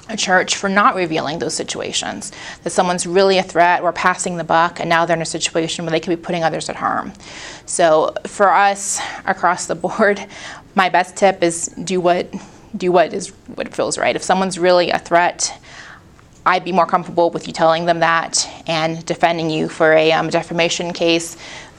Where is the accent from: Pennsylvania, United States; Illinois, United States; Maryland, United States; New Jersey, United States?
Pennsylvania, United States; Pittsburgh; I'm from Pittsburgh